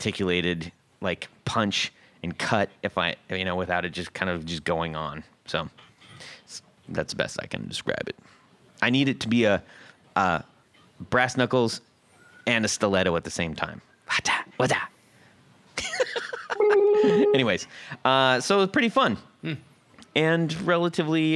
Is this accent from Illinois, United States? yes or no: no; Seal Beach, California, United States; where I grew up in Seal Beach, California